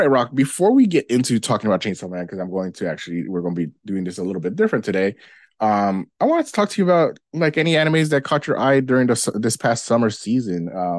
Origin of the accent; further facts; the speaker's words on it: United States; this is a more me being American audience.